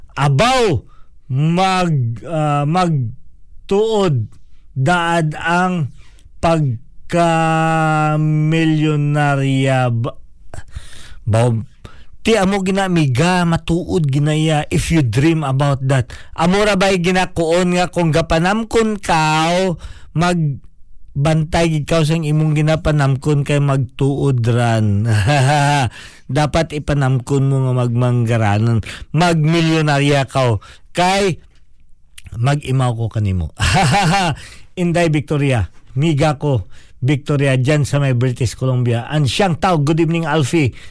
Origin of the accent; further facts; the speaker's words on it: Philippines; now in New Zealand; Ako ay Pilipino